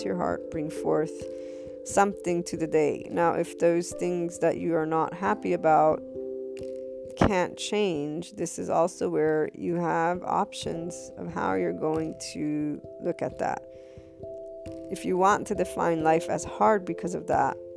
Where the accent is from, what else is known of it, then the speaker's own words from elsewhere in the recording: United States; I, as an American